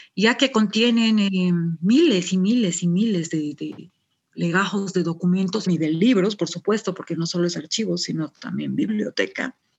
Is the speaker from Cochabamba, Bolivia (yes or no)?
no; Sucre, Chuquisaca, Bolivia; estoy en Sucre, es, mi ciudad natal, nací, nací acá en Sucre, estudié también acá en, Sucre